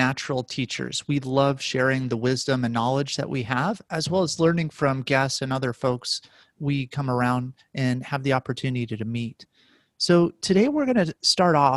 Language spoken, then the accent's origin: English; Las Vegas, Nevada, United States; I grew up in Las Vegas